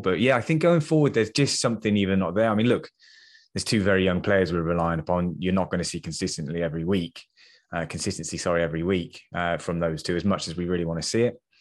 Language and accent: English; England, United Kingdom; I know we're English